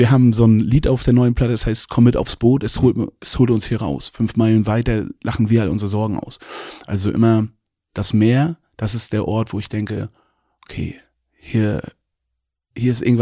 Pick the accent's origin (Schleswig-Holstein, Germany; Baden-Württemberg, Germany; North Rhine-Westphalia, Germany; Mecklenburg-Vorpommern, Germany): Mecklenburg-Vorpommern, Germany; Ich komme aus Mecklenburg-Vorpommern, ja, und lebe dort extrem gerne.